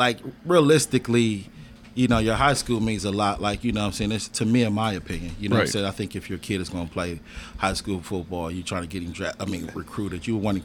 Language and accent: English; Ohio, United States; also born or lived in California; I'm from Ohio, you know what I mean? Lived in California a little bit as a kid, you know what I'm saying? Kind of grew up on the east side, Mount Vernon Avenue area